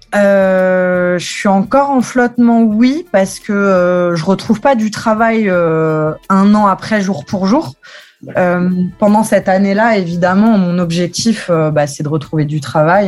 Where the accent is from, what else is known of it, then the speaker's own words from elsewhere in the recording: Metz, Grand Est, France; mon père me, traîne dans les stades depuis que je suis petite, donc au stade Saint-Symphorien, parce que je viens de Metz.